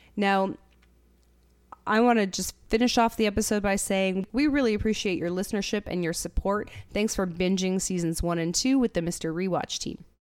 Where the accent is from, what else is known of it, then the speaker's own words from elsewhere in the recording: Canada; as a Canadian